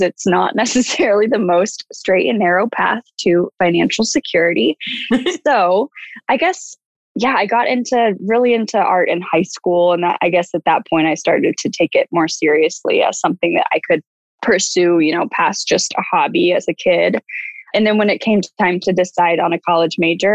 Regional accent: Dallas, Texas, United States; moved away as an adult; also born or lived in Austin, Texas / Houston, Texas / Los Angeles, California; I grew up in Dallas

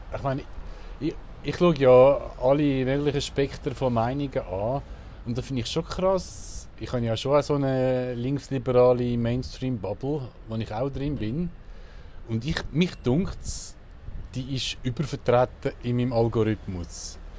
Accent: Switzerland

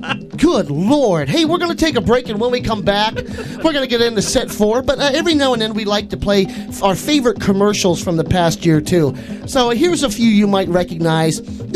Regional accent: Minnesota, United States; Don't claim to be from here. We don't want you from here.

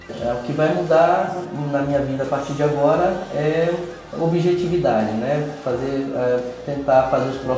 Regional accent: Brasília, Federal District, Brazil; é, sou de Brasília

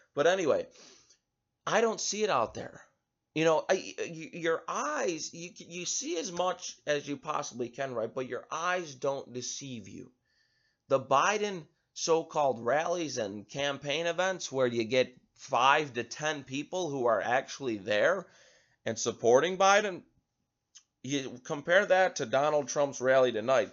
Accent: United States

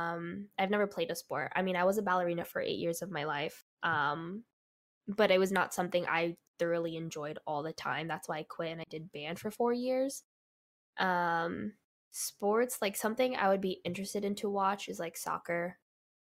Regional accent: New York, United States; born there; I was born in New York, so of course I went to New York a lot.

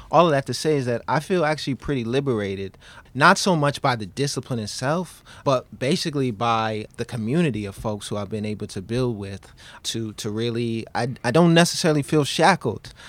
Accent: New York City, New York, United States; I, I grew up in Queens, New York

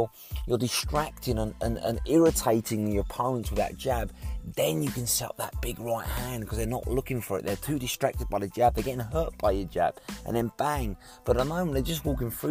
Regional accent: United Kingdom; as a Brit

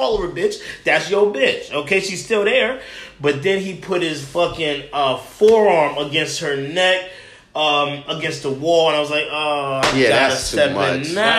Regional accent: Edison, New Jersey, United States; also born or lived in New Brunswick, New Jersey / Franklin Park, New Jersey; I grew up in Central Jersey. Edison was one of the spots I grew up in, but New Brunswick, Franklin Park.

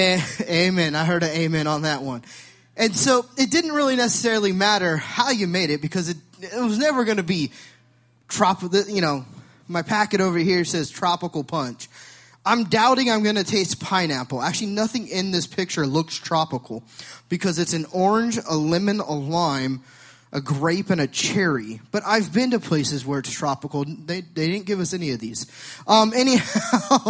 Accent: Sacramento, California, United States; I'm from California. I'm from Sacramento

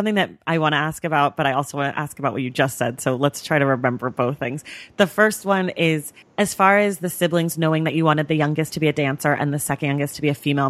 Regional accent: Oakland, California, United States; Oakland. Yeah, I'm from Oakland.

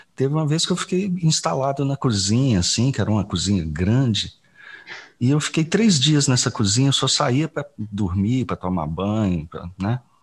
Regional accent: Belo Horizonte, Minas Gerais, Brazil; moved away; also born or lived in Goiás; ainda morando em Belo Horizonte, onde eu me criei

